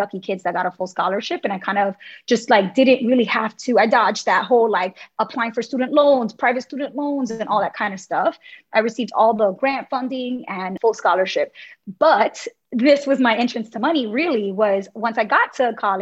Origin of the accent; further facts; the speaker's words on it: New York City, New York, United States; I was born and raised in Brooklyn in a neighborhood called Bushwick